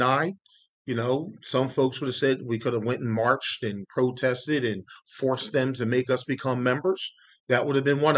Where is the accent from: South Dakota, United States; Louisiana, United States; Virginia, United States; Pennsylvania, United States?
Pennsylvania, United States; Yeadon; I grew up in Yadin, PA